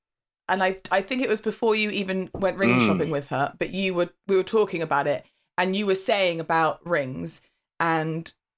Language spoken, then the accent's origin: English; England, United Kingdom; because we're English